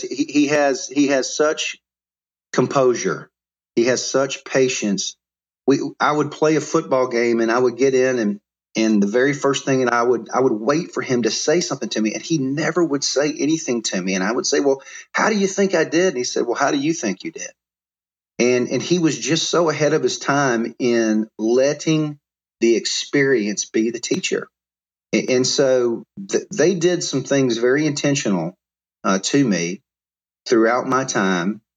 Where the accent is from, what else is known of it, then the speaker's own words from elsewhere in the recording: Mobile, Alabama, United States; also born or lived in Jackson, Mississippi; I'm from Mobile, and we're real proud of our football and the capstone there